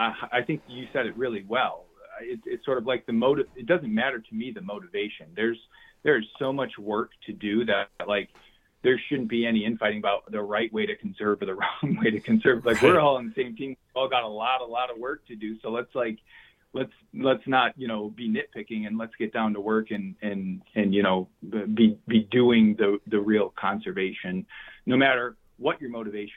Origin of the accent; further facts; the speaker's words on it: Wisconsin, United States; I grew up in Wisconsin, hunting and deer hunting and fishing and my first memories are in the woods